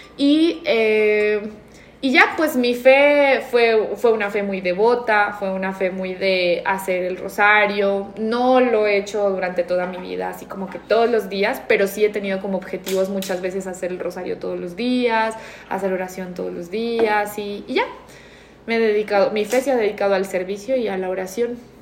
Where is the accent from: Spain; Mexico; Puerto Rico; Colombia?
Spain; moved away; me crié en España